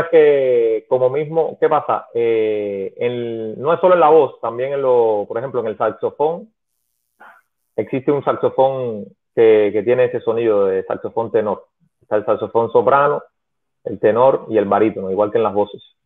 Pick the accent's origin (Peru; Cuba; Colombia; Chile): Cuba; Pinar del Río; En Primer de Río fue donde yo estudié porque soy de Pinar